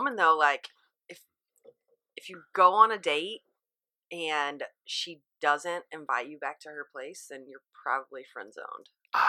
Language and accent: English; the South, United States; moved away; being from and like growing up in the South